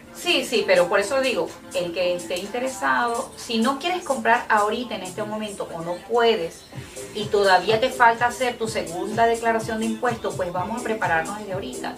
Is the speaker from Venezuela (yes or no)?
yes; Ciudad Guayana, Bolívar, Venezuela; now in United States; soy de Puerto Ordaz. Ciudad Guayana